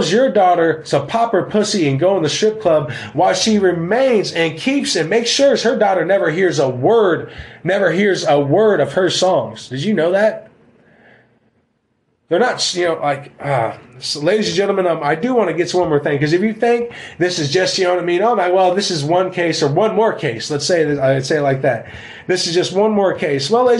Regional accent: United States; the American people, we are under modern warfare

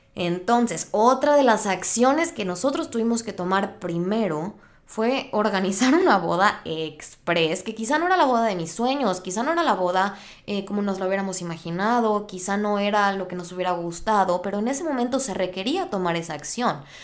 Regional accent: Mexico; moved away as an adult; now in United States; Yo soy de México.

